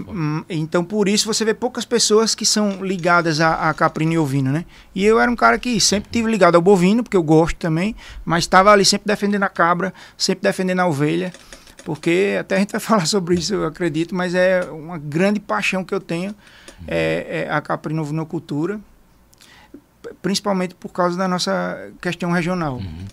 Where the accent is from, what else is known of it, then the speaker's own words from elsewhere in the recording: Arapiraca, Alagoas, Brazil; also born or lived in Ireland; eu sou de Arapiraca, Alagoas